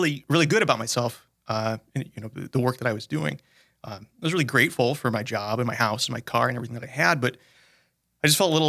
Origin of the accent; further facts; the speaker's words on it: Sioux Falls, South Dakota, United States; So I'm guy from Sioux Falls. I grew up here, went to public school, small family, just my brother, my parents, and I.